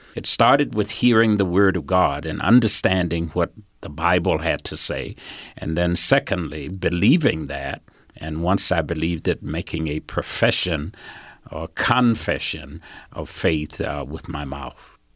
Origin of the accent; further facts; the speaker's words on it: Georgia, United States; moved away as an adult; now in Salt Lake City, United States; when I was a small boy, I grew up in Georgia